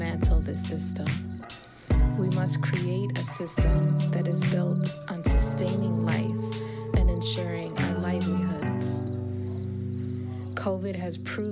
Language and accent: English; Chicago, Illinois, United States; I am a longtime organizer and artist born and raised in Chicago